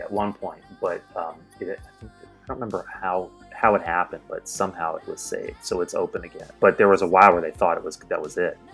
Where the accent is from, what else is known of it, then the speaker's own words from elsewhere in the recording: East Coast, United States; moved away as an adult; also born or lived in New York / Seattle; I grew up on the East Coast, and I moved to Seattle from New York